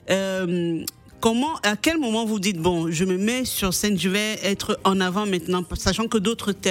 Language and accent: French; Cameroon; Je suis camerounaise.